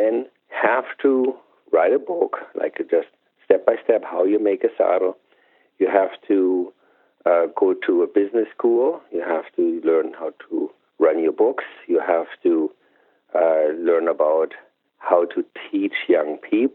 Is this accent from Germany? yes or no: yes; Germany; moved away; I grew up in Germany